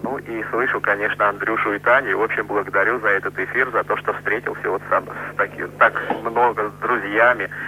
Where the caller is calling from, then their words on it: Samara, Samara Oblast, Russia; Э, я из Самары